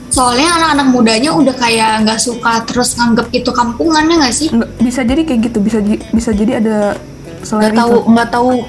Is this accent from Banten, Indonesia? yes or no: yes; Pandeglang, Banten, Indonesia; Itu orang-orang bilang tuh kan gue orang Pandeglang maksudnya.